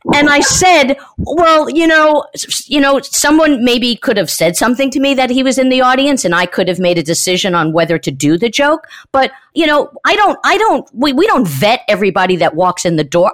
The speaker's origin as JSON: {"language": "English", "region": "New York", "country": "United States", "tie": "born or raised there", "said": "Growing up in New York as a kid"}